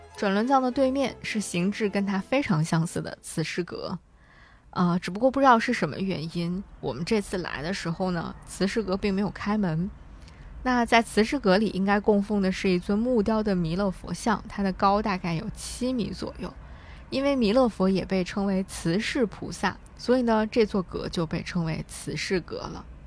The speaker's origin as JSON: {"language": "Chinese", "region": "Hebei", "country": "China", "tie": "born or raised there", "moved": "yes", "said": "在我在河北生活长大的那些年里"}